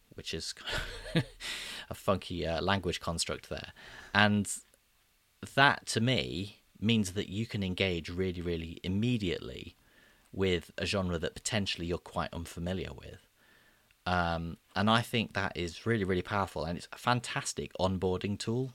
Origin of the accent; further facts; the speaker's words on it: Midlands, United Kingdom; I'm from the Midlands